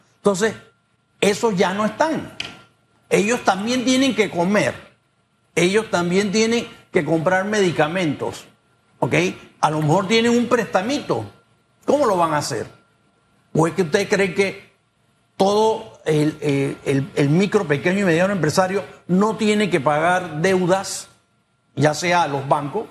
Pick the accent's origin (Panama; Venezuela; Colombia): Panama; yo me siento como panameño